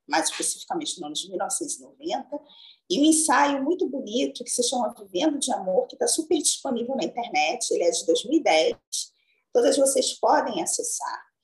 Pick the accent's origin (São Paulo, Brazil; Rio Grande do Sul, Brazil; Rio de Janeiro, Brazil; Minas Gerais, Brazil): Rio de Janeiro, Brazil; São João de Meriti; Eu sou oriunda da Baixada Fluminense, mas especificamente do município de São João de Meriti, no Rio de Janeiro